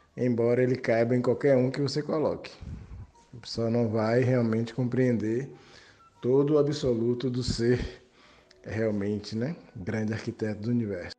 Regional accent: Salvador, Bahia, Brazil; sou de Salvador, Bahia

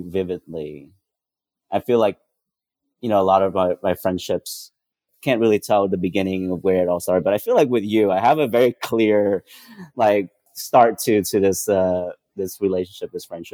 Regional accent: White Center, Washington, United States; also born or lived in Vietnam; I grew up in White Center, like I mentioned, a predominantly Black and Brown community neighborhood

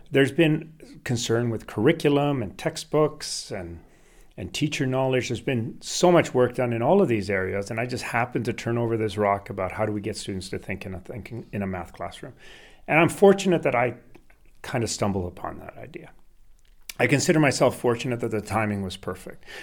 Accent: Canada; English is a second language; also born or lived in Sweden; I was born in Sweden. I lived in Sweden until I was eight years old, and then we moved to Canada. No language, didn't speak English, thrust into school.

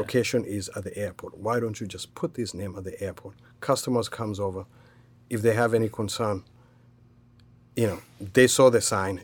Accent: Kenya; moved away as an adult; now in United States; I was born and raised in Kenya. Um, came here at the age of twenty-one.

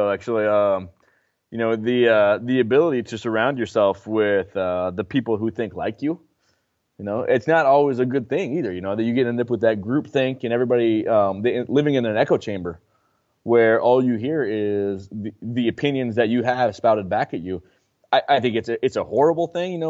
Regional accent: Mill City, United States; there's no way I would give her the freedom that I would ha- that I had growing up in Mill City.

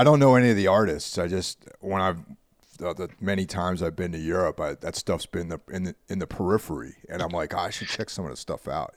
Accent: suburbs outside New York City, United States; also born or lived in Bronx, New York; I grew up in a small town in the suburbs outside of the city

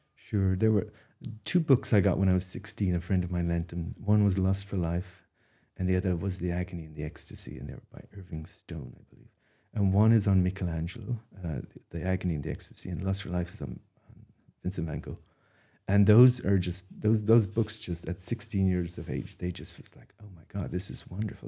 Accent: Dingle, Munster, Ireland; moved away as an adult; now in Maine, United States; I'm from Dingle

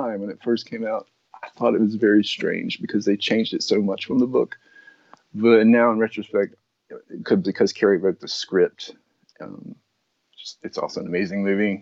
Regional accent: the South, United States; I grew up in the South, in rural America

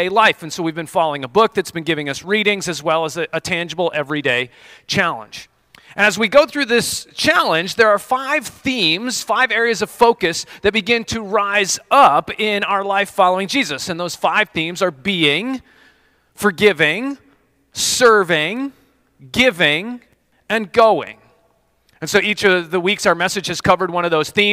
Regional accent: Colorado, United States; moved away; I grew up in Colorado

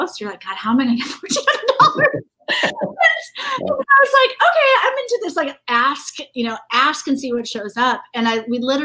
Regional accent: Indiana, United States; growing up in Indiana

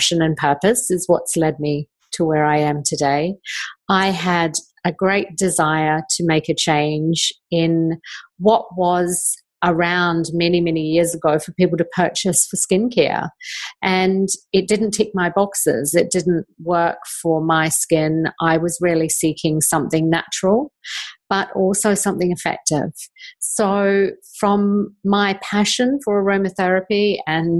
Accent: New Zealand; I did grow up in New Zealand, like you, Kim, and I grew up in New Zealand with a mother that grew all her own vegetables and fruits

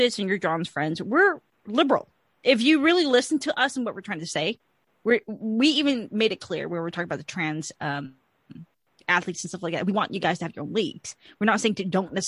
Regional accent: Georgia, United States; I'm from Georgia

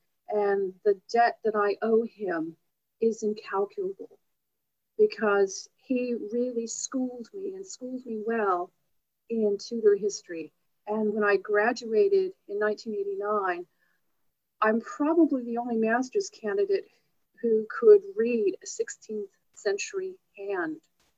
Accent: Louisville, Kentucky, United States; I'm from Louisville, Kentucky.

